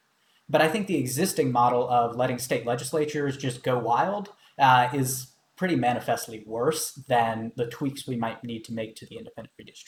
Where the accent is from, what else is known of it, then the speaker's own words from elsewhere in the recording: Georgia, United States; the case in my home state, Georgia